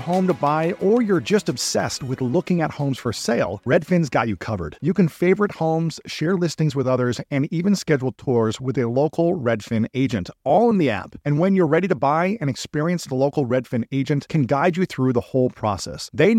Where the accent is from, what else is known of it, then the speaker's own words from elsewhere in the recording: Columbus, Ohio, United States; in my hometown of Columbus, Ohio